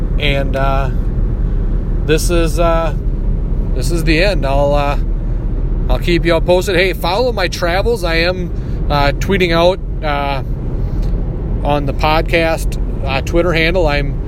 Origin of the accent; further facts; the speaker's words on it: Minnesota, United States; accent: Minnesota; That's my Minnesota accent coming through.